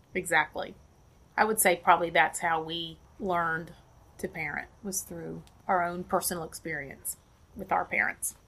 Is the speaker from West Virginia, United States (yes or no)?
yes; West Virginia, United States; also born or lived in Cleveland, Ohio / Delaware; now in Wilmington, United States; I grew up in West Virginia.